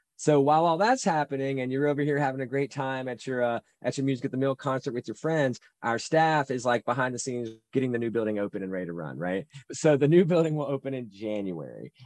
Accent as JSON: {"language": "English", "town": "Salisbury", "region": "North Carolina", "country": "United States", "tie": "born or raised there", "said": "Salisbury, North Carolina is my hometown"}